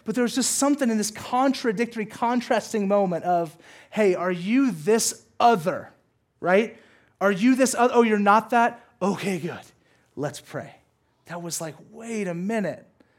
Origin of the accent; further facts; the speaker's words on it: the South, United States; And listen, growing up in the South and being a brown kid, there's not a ton of brown kids in the South.